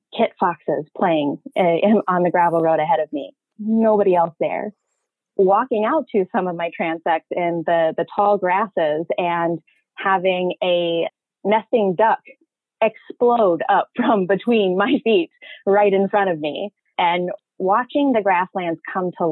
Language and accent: English; South Dakota, United States; also born or lived in Rapid City, South Dakota / Casper, Wyoming; I was born in Western South Dakota and was really lucky to have the Black Hills as my backyard, essentially.